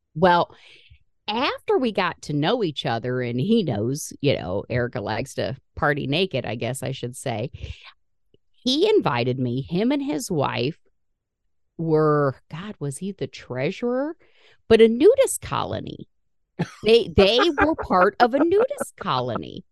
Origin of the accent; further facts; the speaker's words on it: Indiana, United States; We're from Indiana